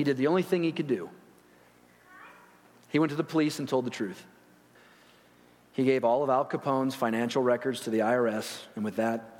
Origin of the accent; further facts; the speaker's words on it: Chicago, Illinois, United States; I grew up in Chicago, or near there, and went to school by there